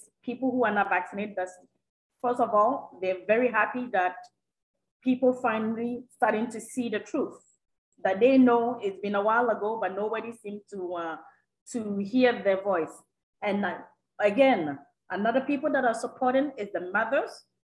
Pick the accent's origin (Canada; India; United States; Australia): Canada; as a Canadian